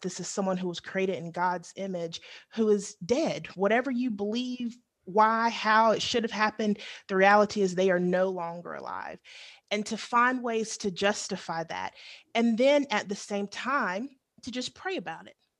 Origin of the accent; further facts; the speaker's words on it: the South, United States; growing up in the South